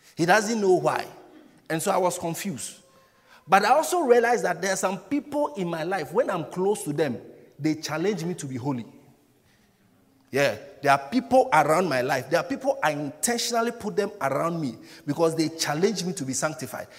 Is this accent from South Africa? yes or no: no; Ghana; now in United Kingdom; I'm a Ghanaian